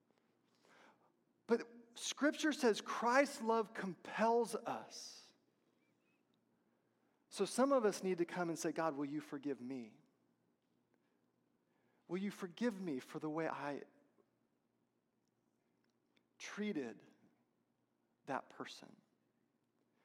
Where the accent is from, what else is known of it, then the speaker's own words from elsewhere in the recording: Texas, United States; I'm from Texas